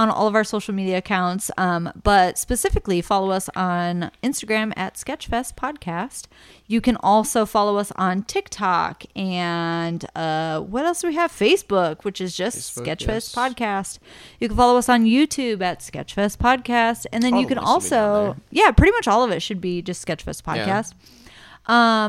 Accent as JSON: {"language": "English", "region": "Ohio", "country": "United States", "tie": "born or raised there", "said": "Being born and raised in Ohio, you're built different."}